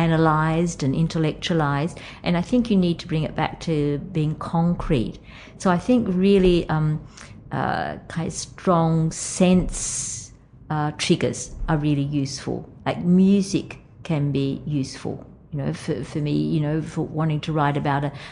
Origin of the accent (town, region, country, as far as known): Wellington, New South Wales, Australia; born or raised there; moved away